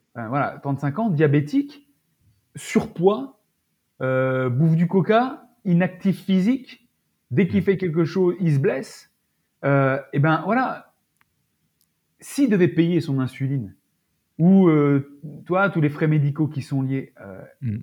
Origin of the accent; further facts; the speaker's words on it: France; en tant que Français